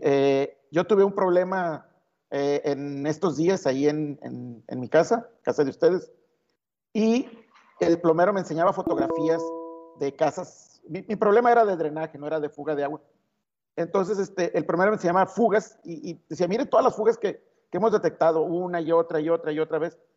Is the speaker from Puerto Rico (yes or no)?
no; Mexico; somos solidarios los mexicanos